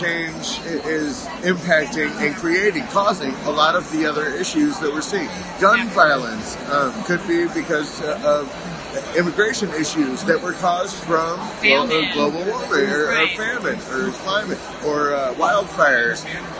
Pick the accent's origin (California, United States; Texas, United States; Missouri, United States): Missouri, United States; I'm from Missouri.